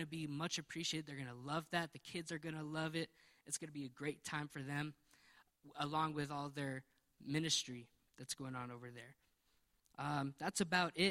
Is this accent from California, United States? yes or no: no; New Mexico, United States; we're from New Mexico, we know that our state needs some prayer